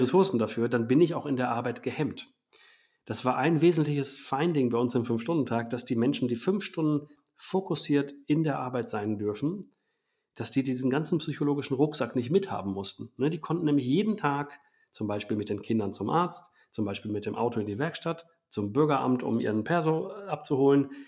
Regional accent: Germany; wir als Deutschland

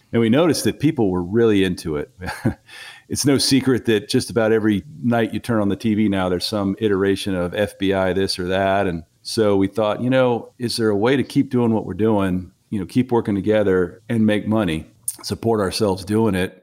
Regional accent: Fairfax County, Virginia, United States; I started with uh, Fairfax County, Virginia, the police department there, uh, right out of college. I think I was 23. That's where I grew up

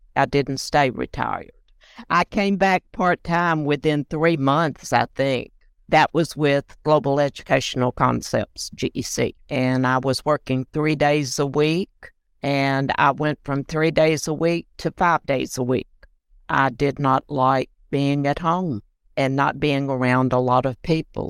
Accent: Land Between the Lakes area, Kentucky, United States; moved away as an adult; also born or lived in Nashville, Tennessee; now in Franklin, United States; I grew up in Kentucky, land between the lakes area.

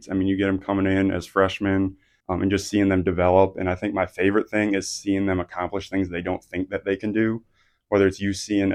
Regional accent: Midwest, United States; moved away as an adult; also born or lived in Colorado Springs; now in Emory, Virginia, United States; My wife and I grew up in the Midwest. We spent the first 28 years of our lives living in the Midwest

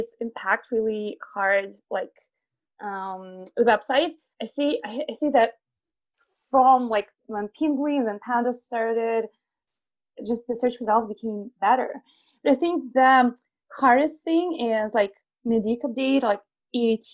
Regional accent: Belarus; I'm originally from Belarus. I was born in a small village

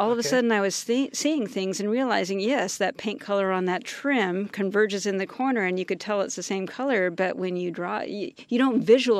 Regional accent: San Jose, California, United States; I grew up in San Jose. Okay. Born and raised.

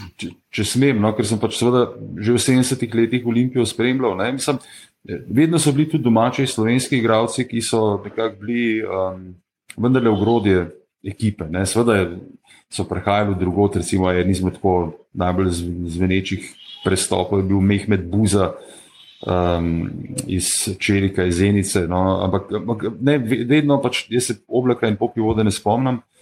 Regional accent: Ljubljana, Central Slovenia, Slovenia; jaz sem rojen v Ljubljani, eh, sem pa v bistvu potomec beguncev iz Štajerske

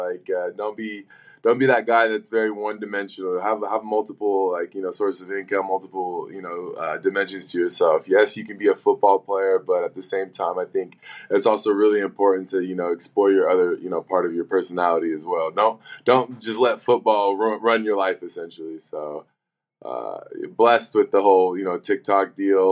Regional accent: Washington, United States; moved away; also born or lived in Arizona; in my home state of Washington

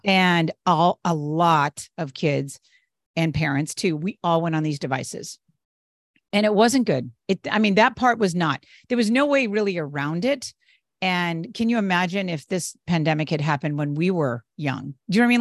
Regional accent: New England, United States; now in Northern California, United States; I'm originally from the East Coast, from New England

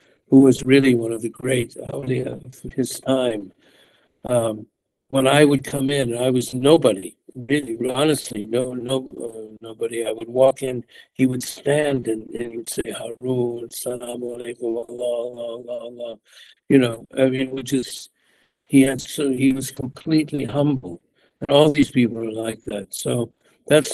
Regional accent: United States; moved away as an adult; also born or lived in Mecca, Saudi Arabia; I'm from the United States. We were not raised with even an understanding of adab

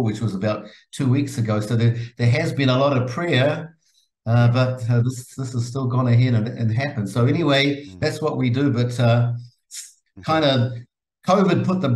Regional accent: Auckland, New Zealand; now in Israel; I grew up in Mount Ruskell, Hillsborough, Auckland area

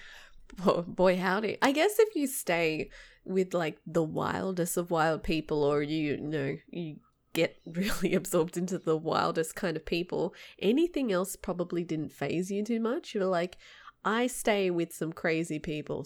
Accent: Sydney, New South Wales, Australia; moved away as an adult; I'm from the suburbs. I'm closer to the mountains.

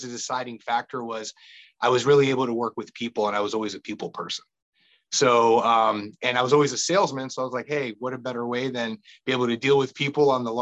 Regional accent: Annandale, Virginia, United States; I'm a local kid. I grew up in Annandale, Virginia

